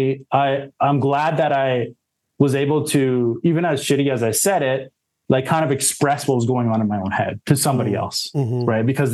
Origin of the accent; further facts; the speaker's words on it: Saskatoon, Saskatchewan, Canada; moved away as an adult; also born or lived in Alberta; now in Toronto, Canada; I grew up in Saskatoon, that was where I was born and raised, in Saskatchewan.